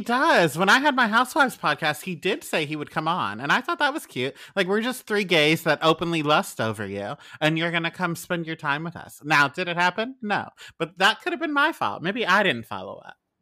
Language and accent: English; Philadelphia, Pennsylvania, United States; I am from Pennsylvania, the Philadelphia side